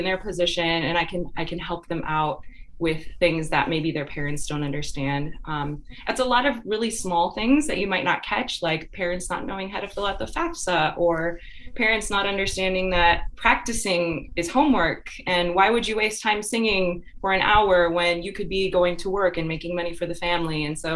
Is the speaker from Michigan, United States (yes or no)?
yes; Grand Rapids, Michigan, United States; I originally grew up in Michigan. I'm from Grand Rapids, Michigan